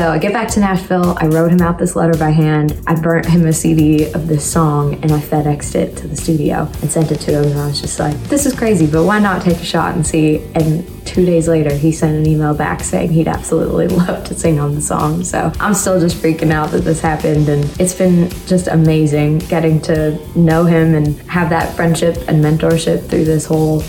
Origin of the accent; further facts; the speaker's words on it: Canada; I've looked up to him as a Canadian artist for so long